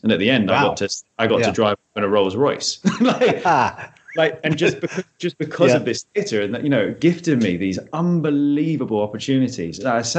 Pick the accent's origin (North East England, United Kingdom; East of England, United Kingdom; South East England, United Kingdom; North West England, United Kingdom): South East England, United Kingdom; Chichester; So I grew up in Chichester.